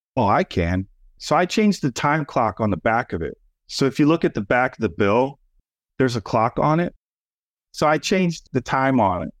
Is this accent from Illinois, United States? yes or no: yes; Schaumburg, Illinois, United States; also born or lived in Chicago, Illinois; we grew up in Schaumburg, which was a suburb outside of Chicago, middle class suburbia. And then to go from there to the south side of Chicago